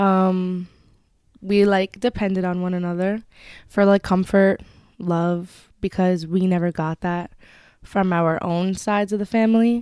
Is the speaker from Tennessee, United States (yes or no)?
no; Westchester, New York, United States; I am from Westchester